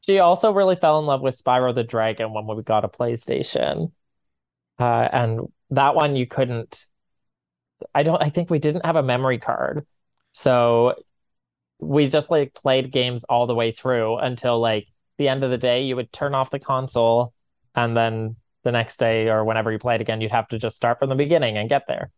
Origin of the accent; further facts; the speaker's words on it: Corner Brook, Newfoundland and Labrador, Canada; now in St. John's, Canada; I'm from Corner Brook